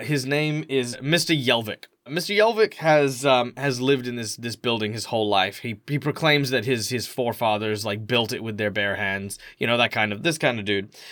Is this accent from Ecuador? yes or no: no; Australia; I'm Australian